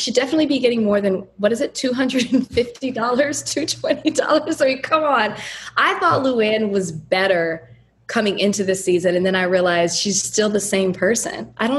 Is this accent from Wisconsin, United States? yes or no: no; Dallas, Texas, United States; now in Miami, United States; Like, I'm from Dallas, and I'm disappointed.